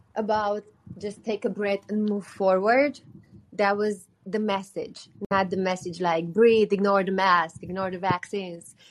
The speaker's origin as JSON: {"language": "English", "town": "Botoșani", "region": "Botoșani County", "country": "Romania", "tie": "born or raised there", "moved": "as an adult", "lives_now": "Los Angeles, United States", "said": "Romania, which is my home country my hometown city is actually a couple miles from the Ukrainian border"}